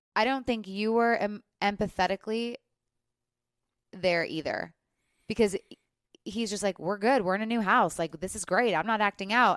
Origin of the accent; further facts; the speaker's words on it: Midwest, United States; also born or lived in Los Angeles; now in Nashville, United States; I'm from the Midwest